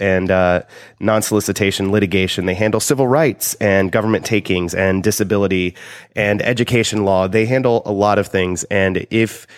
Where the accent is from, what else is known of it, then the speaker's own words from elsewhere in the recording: Southern Indiana, United States; Growing up in Southern Indiana